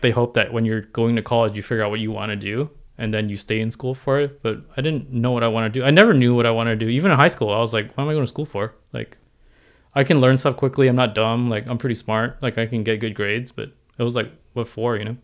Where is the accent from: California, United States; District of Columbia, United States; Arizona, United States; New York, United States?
California, United States; San Diego; also born or lived in Hong Kong; I grew up in San Diego